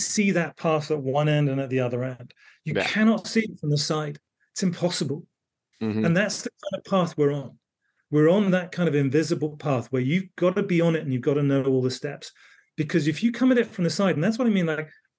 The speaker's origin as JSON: {"language": "English", "area": "the Cotswolds", "region": "South West England", "country": "United Kingdom", "tie": "born or raised there", "said": "I grew up in the Cotswolds in the UK."}